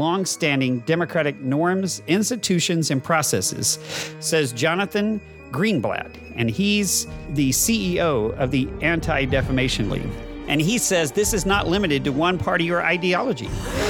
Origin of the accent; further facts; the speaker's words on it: Texas, United States; A Texan Caught in the Middle. And I am that Texan